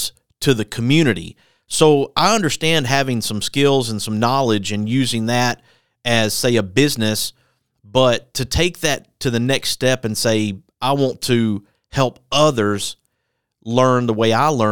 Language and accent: English; Birmingham, Alabama, United States; I went to Hueytown to high school, and I grew up in Birmingham too